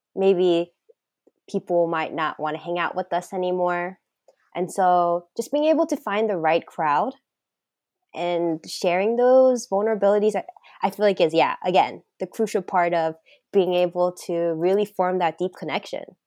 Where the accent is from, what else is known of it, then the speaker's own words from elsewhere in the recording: the South, United States; I'm from the South